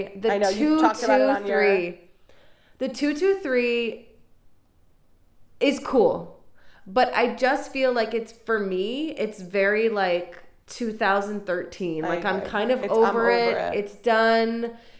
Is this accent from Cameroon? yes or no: no; Ireland; now in Israel; I'm Irish. I like a stiff drink.